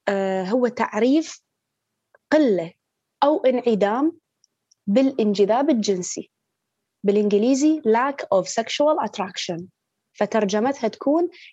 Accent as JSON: {"language": "Arabic", "town": "Baghdad", "region": "Baghdad Governorate", "country": "Iraq", "tie": "born or raised there", "said": "من مواليد بغداد"}